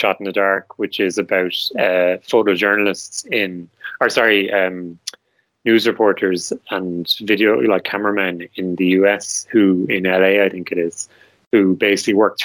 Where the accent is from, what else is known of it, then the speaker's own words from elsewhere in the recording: Ireland; I'm Irish